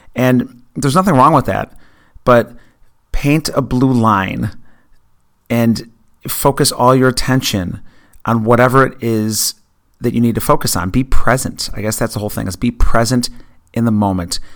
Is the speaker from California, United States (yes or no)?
no; near Buffalo, New York, United States; I grew up near Buffalo